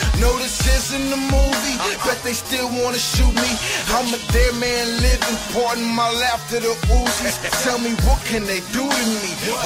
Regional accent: Minnesota, United States; I'm from Minnesota.

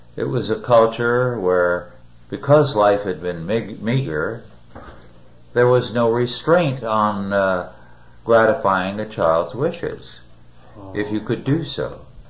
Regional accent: Kingsburg, California, United States; My hometown, Kingsburg, California, when I was a child and a young man

